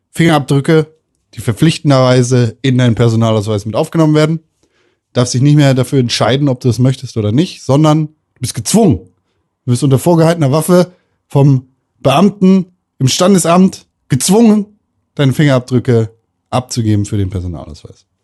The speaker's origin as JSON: {"language": "German", "country": "Germany"}